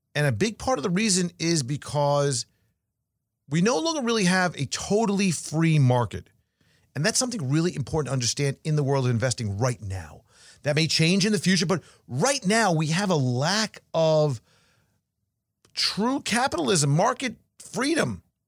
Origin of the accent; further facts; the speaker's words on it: New York, United States; now in Florida, United States; Growing up in New York